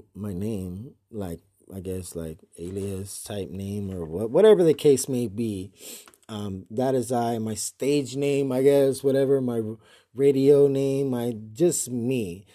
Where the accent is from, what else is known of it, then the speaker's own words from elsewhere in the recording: San Antonio, Texas, United States; born and raised in San Antonio, Texas